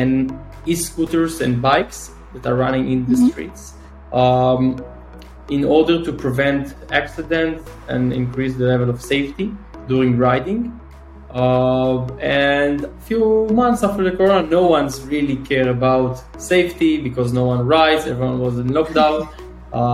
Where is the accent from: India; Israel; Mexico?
Israel; Northern District; now in Tel Aviv, Israel; So I'm from Israel. I'm born and raised in Israel. I'm 30 years old, originally grew up in the north of Israel